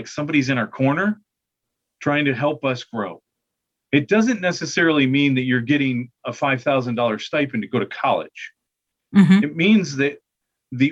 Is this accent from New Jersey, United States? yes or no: no; Michigan, United States; moved away; I'm from Michigan originally